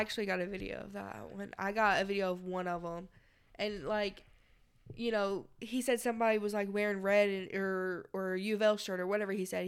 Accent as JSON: {"language": "English", "town": "Louisville", "region": "Kentucky", "country": "United States", "said": "we're from Louisville"}